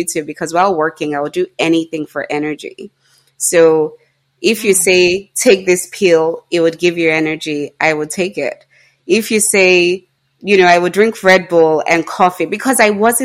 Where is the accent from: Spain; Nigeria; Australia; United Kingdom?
Nigeria; being Nigerian